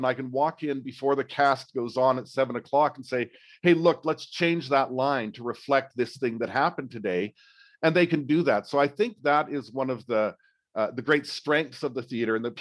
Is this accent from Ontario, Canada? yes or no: no; Edmonton, Alberta, Canada; I grew up in Edmonton in my teenage years